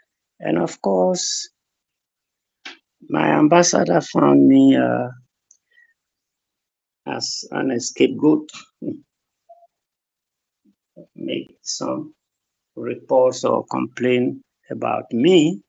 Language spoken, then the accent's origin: English; Beyin, Western Region, Ghana; also born or lived in Sekondi-Takoradi, Ghana; So I was born in 1935 in April, and I went to school in my father's town, Benin. B-E-Y-I-N. And of course, my mother's town is 10 miles from my father's town, called Bonyere.